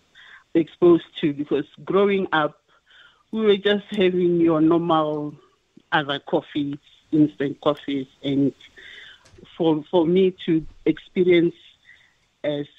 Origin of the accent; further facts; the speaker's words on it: Limpopo, South Africa; moved away as an adult; also born or lived in Pretoria; now in Gauteng, South Africa; I come all the way from Limpopo, and I just came to Gauteng in 2000 for college